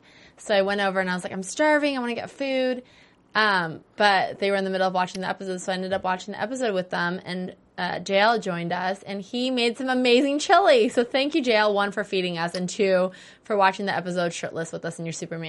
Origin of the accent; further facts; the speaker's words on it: Australia; I am from Australia